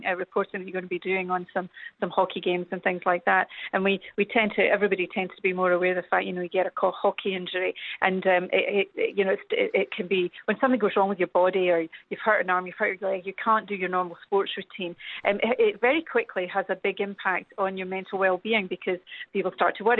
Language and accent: English; United Kingdom; accent: British; now in Canada; I'm very British, as you can tell from my accent